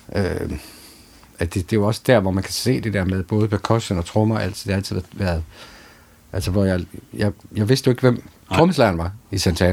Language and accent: Danish; Aarhus, Central Denmark Region, Denmark; jeg kommer jo fra Aarhus Friskole